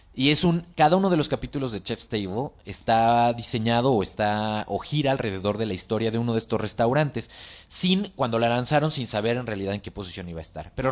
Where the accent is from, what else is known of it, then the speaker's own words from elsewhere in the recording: Mexico; la cocina eh, tradicional mexicana se aprende de generación en generación